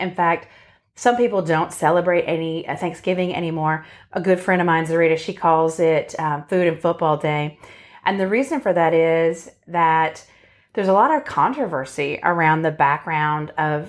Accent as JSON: {"language": "English", "town": "Boston", "region": "Massachusetts", "country": "United States", "tie": "born or raised there", "said": "we grew up in Boston or outside of Boston in a very Italian Catholic family."}